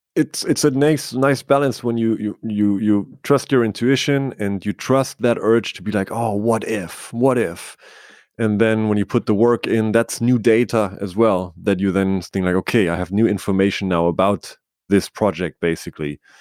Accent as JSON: {"language": "English", "region": "Bavaria", "country": "Germany", "tie": "born or raised there", "said": "I grew up in Bavaria in, in Germany"}